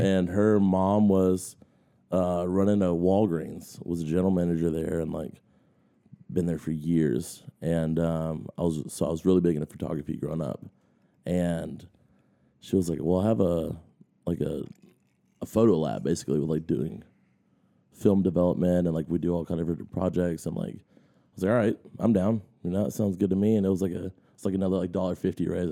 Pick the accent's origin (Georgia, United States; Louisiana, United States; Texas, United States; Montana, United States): Georgia, United States; Augusta; I grew up here in Augusta, in North Augusta.